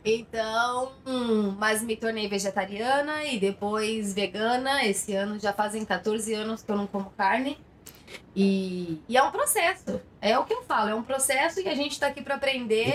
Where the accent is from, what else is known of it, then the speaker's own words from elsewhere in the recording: Jacareí, São Paulo, Brazil; moved away as an adult; now in Barcelona, Spain; Sou de Jacareí